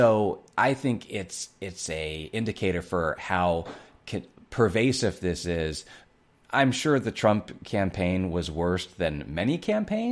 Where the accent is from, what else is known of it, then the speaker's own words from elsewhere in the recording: Ohio, United States; my home state of Ohio